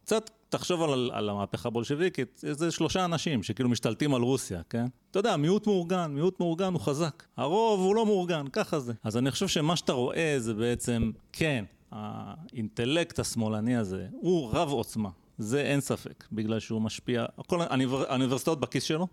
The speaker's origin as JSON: {"language": "Hebrew", "country": "Israel", "tie": "born or raised there", "said": "כשאנחנו גדלנו גם בישראל"}